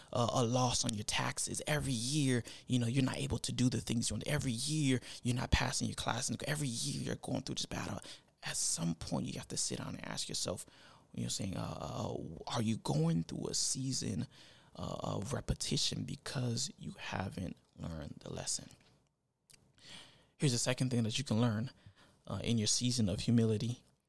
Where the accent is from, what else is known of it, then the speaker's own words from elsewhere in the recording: Florida, United States; now in Tennessee, United States; I started summer because I'm from Florida. I'm a Florida boy at heart. So it's summer all year round. But when I moved to Tennessee, I started to see all these other seasons.